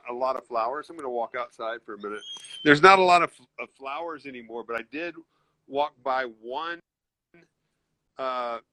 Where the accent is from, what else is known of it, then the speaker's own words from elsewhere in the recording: Memphis, Tennessee, United States; moved away as an adult; I'm from Memphis